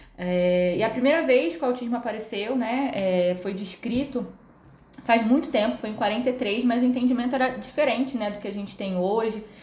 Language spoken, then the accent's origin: Portuguese; Rio de Janeiro, Brazil; moved away as an adult; now in São Paulo, Brazil; sou natural do Rio de Janeiro, uh, moro aqui em São Paulo